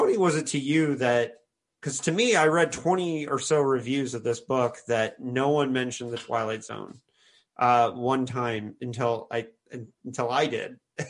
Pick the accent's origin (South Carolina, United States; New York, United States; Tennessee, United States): New York, United States; as a New Yorker, like Serling is